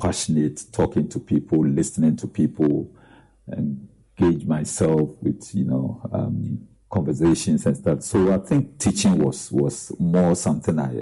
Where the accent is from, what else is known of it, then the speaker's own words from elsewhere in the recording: Adukrom, Eastern Region, Ghana; also born or lived in Winneba; Nifa Secondary School in my hometown, Edikro